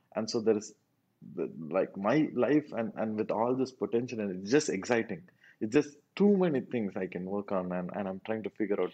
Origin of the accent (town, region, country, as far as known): South India, India; first language Tamil; English is a second language